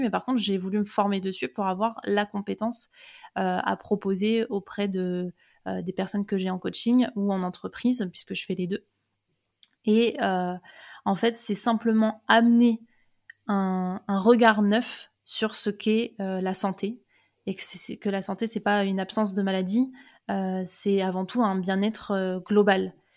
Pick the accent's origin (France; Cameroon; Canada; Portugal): France; Seine-et-Marne, Île-de-France; moved away as an adult; je suis née en Seine-et-Marne. J'ai fait 18 ans de ma vie là-bas.